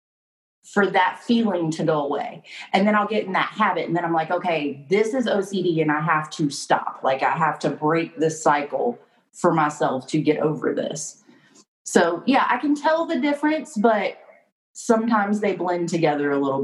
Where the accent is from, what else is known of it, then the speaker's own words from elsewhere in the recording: North Carolina, United States; also born or lived in Wilmington, North Carolina; now in Fayetteville, United States; I'm from North Carolina